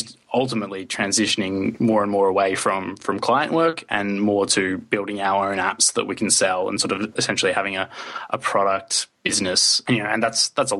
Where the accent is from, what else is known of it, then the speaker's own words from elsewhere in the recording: Australia; now in Sweden; I'm an Australian. However, I live in Sweden